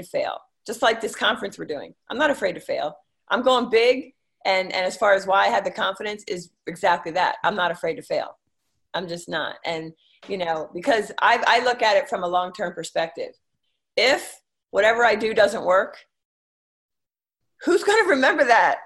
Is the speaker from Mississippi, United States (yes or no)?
no; King of Prussia, Pennsylvania, United States; moved away as an adult; now in Northern Virginia, United States; I was from Philadelphia area. A Philly suburb, King of Prussia